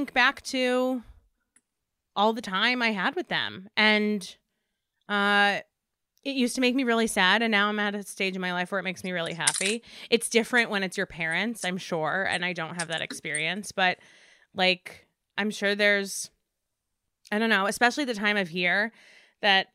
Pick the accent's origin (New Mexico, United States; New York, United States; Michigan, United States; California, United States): New York, United States; suburbs of Manhattan; I grew up in the suburbs of Manhattan